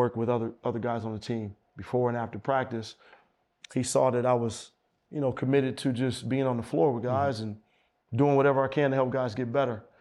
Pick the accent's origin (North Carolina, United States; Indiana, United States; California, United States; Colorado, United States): California, United States; Oakland; I'm from Oakland